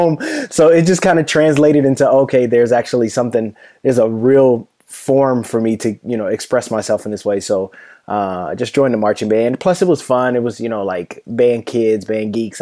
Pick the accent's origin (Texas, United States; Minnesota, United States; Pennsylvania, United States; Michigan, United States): Michigan, United States; Detroit; moved away as an adult; also born or lived in Florida; Born and raised in Detroit. Yeah, West Side.